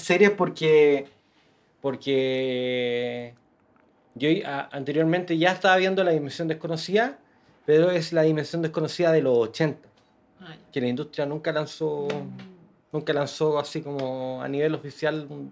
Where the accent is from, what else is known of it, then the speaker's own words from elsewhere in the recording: Santiago, Santiago Metropolitan Region, Chile; yo soy de Gran Avenida, 22 de Gran Avenida.